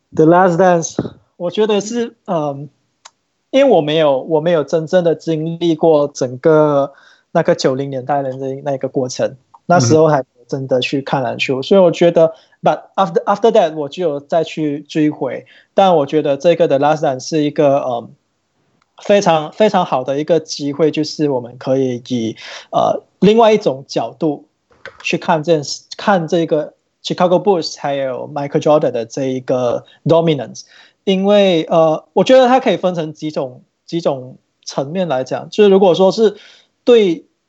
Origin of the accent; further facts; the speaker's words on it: Malaysia; 我应该是马来西亚这边，呃，收集到最完整的吧。